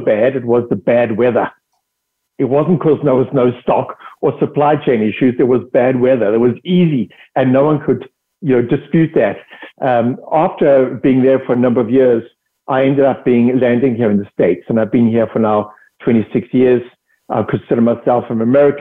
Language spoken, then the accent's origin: English; South Africa; accent: South African; moved away as an adult; also born or lived in United Kingdom; I'm originally from South Africa. That's the accent.